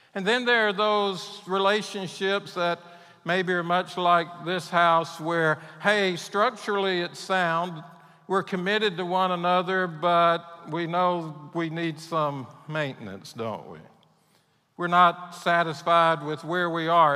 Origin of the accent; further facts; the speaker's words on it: Mississippi Gulf Coast, United States; moved away as an adult; also born or lived in Texas; I grew up on the Mississippi Gulf Coast